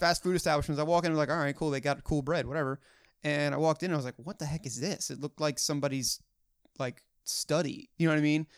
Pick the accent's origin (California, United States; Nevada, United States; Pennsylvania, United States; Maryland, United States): Maryland, United States; Hunt Valley; my hometown of Hunt Valley, Maryland